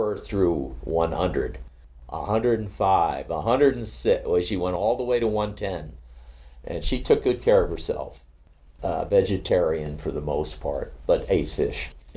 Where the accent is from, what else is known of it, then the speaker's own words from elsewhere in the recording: Cape Cod, Massachusetts, United States; moved away; my hometown in Cape Cod